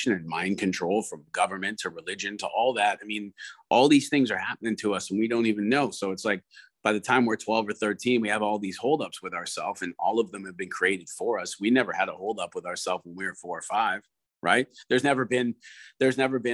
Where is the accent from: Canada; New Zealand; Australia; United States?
Canada; I'm Canadian